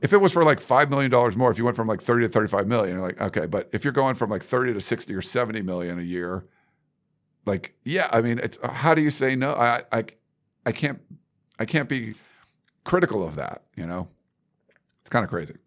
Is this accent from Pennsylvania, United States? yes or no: yes; Western Pennsylvania, United States; I grew up in Western Pennsylvania, not where Penn State is